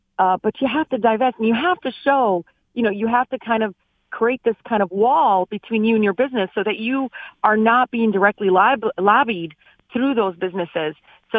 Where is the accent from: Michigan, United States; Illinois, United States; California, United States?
Michigan, United States; Detroit; growing up in Southwest Detroit